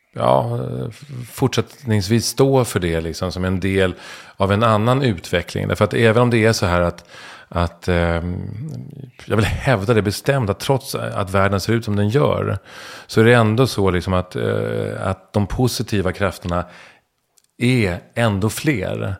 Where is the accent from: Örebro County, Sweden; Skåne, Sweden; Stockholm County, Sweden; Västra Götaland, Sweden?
Stockholm County, Sweden; Stockholm; jag är stockholmare, söderkis.